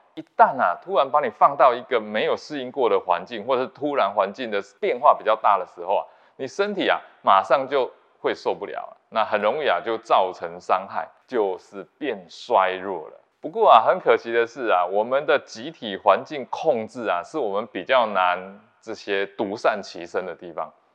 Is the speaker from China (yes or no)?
no; Taiwan; 对我们台湾人来讲